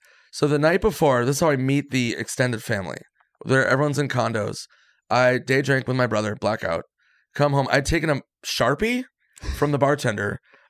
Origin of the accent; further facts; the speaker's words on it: Minnesota, United States; I'm from Minnesota.